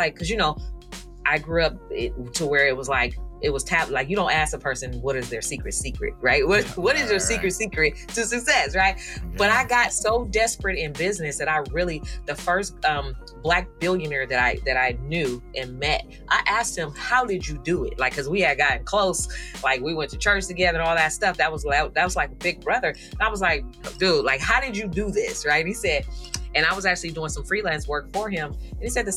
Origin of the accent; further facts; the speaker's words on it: San Francisco Bay Area, California, United States; I'm from the San Francisco Bay Area